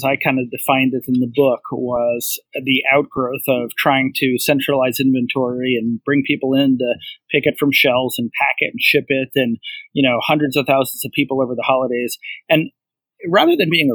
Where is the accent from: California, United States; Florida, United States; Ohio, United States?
Ohio, United States; Cleveland; I grew up in Cleveland, Ohio